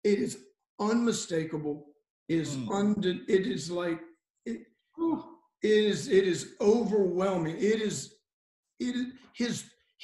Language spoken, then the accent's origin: English; Cajun, Louisiana, United States; I'm a Cajun pagan Gentile